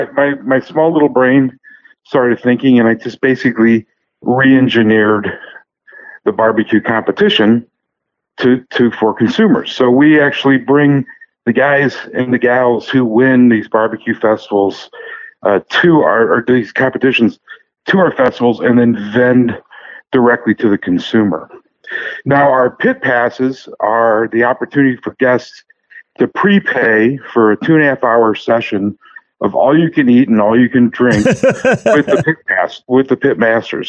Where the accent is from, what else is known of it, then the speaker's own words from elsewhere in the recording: St. Louis, Missouri, United States; I'm from St. Louis.